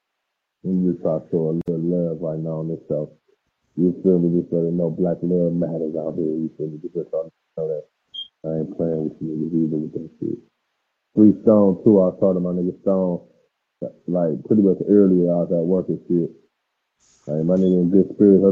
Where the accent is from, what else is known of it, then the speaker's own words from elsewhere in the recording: Cleveland, Ohio, United States; I'm from the Clare